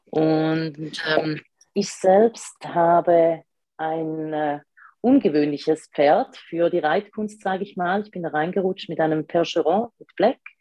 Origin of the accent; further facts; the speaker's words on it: Switzerland; accent: Swiss; komme ich aus der Schweiz, deswegen ein bisschen der, ja, der Akzent.